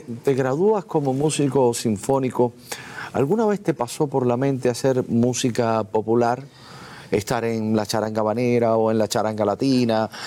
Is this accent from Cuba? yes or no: yes; Cuba; nosotros los cubanos